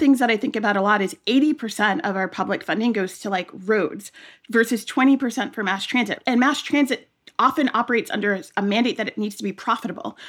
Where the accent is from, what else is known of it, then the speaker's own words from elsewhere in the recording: New York, United States; as a kid, I grew up in New York.